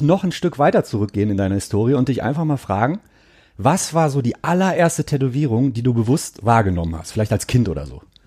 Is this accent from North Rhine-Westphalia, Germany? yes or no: yes; Gelsenkirchen, North Rhine-Westphalia, Germany; Ich komme aus Gelsenkirchen.